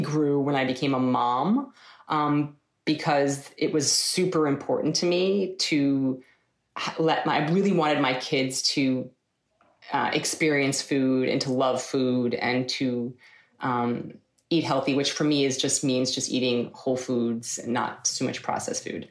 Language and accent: English; Eastchester, New York, United States; I grew up in, in New York, in Westchester, New York. Um, lived there my whole entire life from when I was five until uh, I left to go to school.